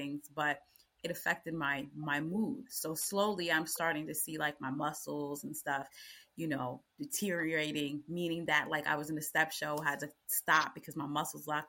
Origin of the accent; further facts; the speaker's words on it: United States; I'm American